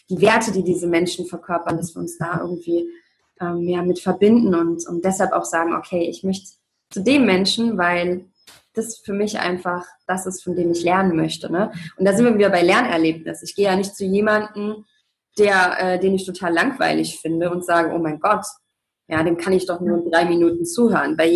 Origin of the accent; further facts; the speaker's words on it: Leipzig, Saxony, Germany; ich bin im Osten groß geworden, in Leipzig. Und ähm, ja, und dann hat sie gesagt, ah, du sechselst aber ja gar nicht.